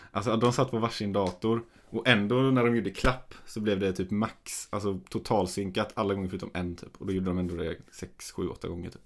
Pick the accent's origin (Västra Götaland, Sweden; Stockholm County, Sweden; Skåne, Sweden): Västra Götaland, Sweden; Gothenburg; moved away; jag var ju hemma i Göteborg